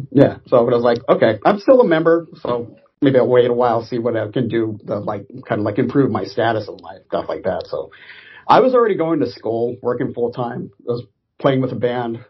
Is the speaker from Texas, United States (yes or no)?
no; Orange County, California, United States; I grew up in Orange County, and since we were 45 minutes away from Los Angeles